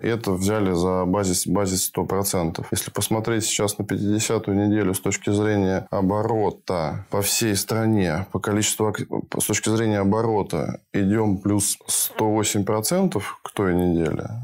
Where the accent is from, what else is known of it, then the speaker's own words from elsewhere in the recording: Russia; also born or lived in Budapest, Hungary; Я родился в Будапеште, достаточно большое количество первых лет своей жизни провел там, потом мы вернулись в Россию, я учился в России в школе и институт заканчивал